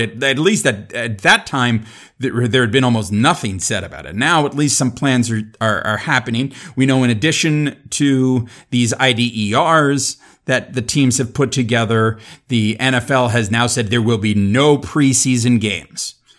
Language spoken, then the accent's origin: English; South Florida, United States; growing up in South Florida in the eighties, and early nineties